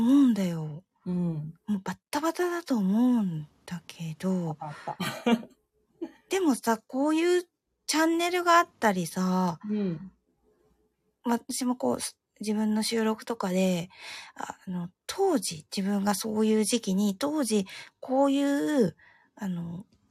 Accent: Tohoku, Japan; accent: Tohoku dialect; 自分は東北弁の日本語

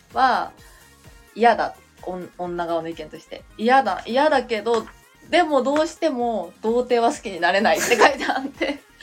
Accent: Fukushima, Japan; now in Tokyo, Japan; 私福島出身なんですけど

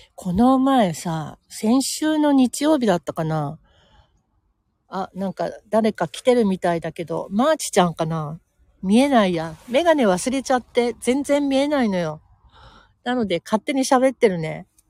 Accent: Senzoku-ike or Nagahara, Tokyo, Japan; 東急池上線の、えー、千属池もしくは長原というところで生まれ育っているんですけど、そこもね、ほんとのどかで、あの、都内とは思えないほどのんびりしたいいとこ

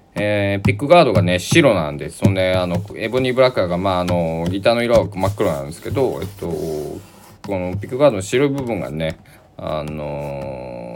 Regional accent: Kochi, Japan; 地元高知県のあの鏡川の宵祭りっていうイベント

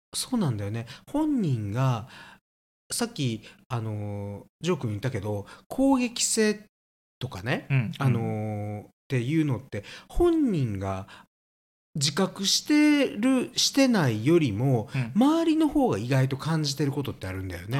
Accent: Kansai, Japan; 私たち関西なんです

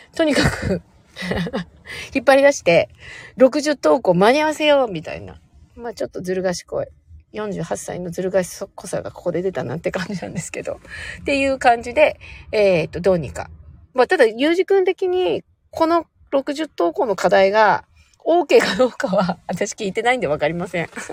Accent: Sapporo, Hokkaido, Japan; moved away; 実家が北海道なんですけど、北海道の札幌市というところで生まれ育っていて

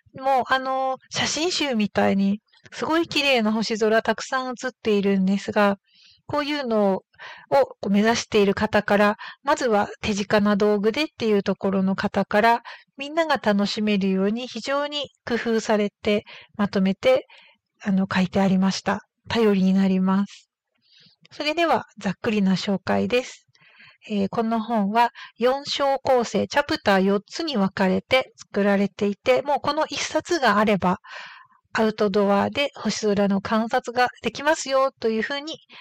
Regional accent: Hokkaido, Japan; 私のふるさとの北海道

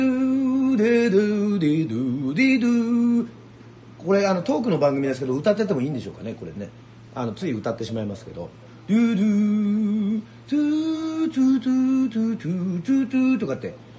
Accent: Yoron, Kagoshima, Japan; 僕は世論出身で…というバンドをやってい

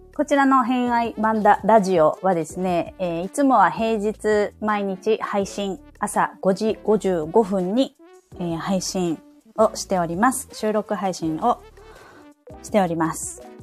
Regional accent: Saitama, Japan; moved away as an adult; also born or lived in Hiroshima Prefecture; now in Sapporo, Japan; 私はもともとあの本州出身、あの埼玉、実家が埼玉なんですけれども

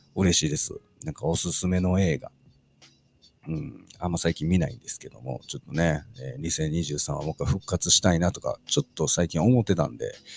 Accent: Osaka, Japan; 僕、あの、大阪出身なんですけども

